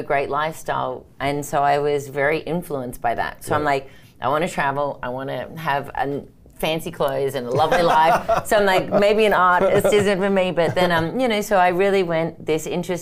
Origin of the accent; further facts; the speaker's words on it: Sydney, New South Wales, Australia; now in Minnesota, United States; I'm originally from Sydney, Australia, so that's the funny accent